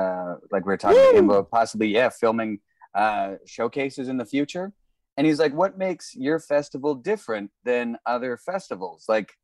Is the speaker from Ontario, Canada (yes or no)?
no; Winnipeg, Manitoba, Canada; now in Toronto, Canada; I'm from Winnipeg, but I started doing comedy in Toronto and I love this city.